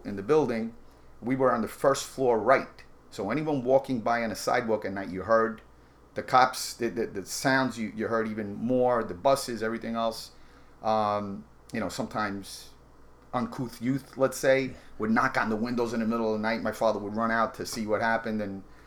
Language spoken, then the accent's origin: English; New York City, New York, United States; I was born in Brooklyn